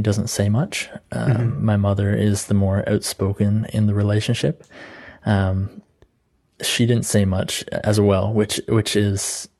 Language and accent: English; Canada; I'm from Canada.